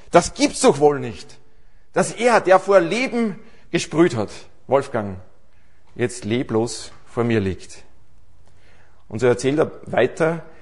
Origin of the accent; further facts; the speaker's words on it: Aschach an der Steyr, Upper Austria, Austria; born there; now in Salzburg, Austria; ja, also wir leben seit einigen Jahren in Salzburg, aber gebürtig bin ich aus Aschach an der Steier. Und das ist eigentlich wirklich der schönste Ort in ganz Österreich.